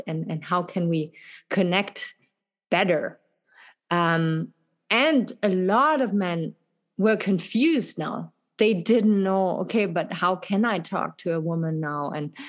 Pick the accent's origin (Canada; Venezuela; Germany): Germany; English is a second language; also born or lived in France; now in United States; in Europe, where I come from Germany, from France, it is very different.